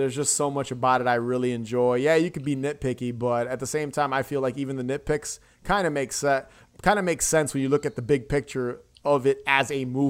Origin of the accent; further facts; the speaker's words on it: New York City, New York, United States; being a New Yorker.